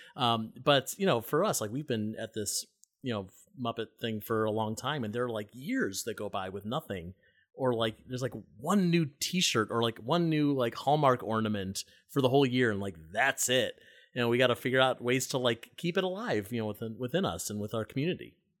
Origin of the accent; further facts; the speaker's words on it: Cleveland Heights, Ohio, United States; now in New York City, United States; I grew up in Cleveland Heights and South Euclid